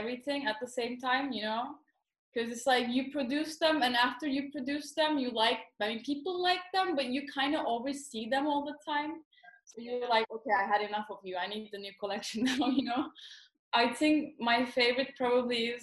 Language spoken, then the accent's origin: English; Istanbul, Turkey; also born or lived in New York, United States / London, United Kingdom; I was born in New York and I lived all my life mostly in Istanbul.